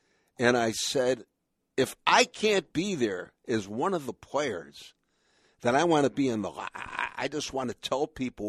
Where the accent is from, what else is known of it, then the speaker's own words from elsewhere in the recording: Buffalo, New York, United States; I got older in Buffalo, New York, in the same body.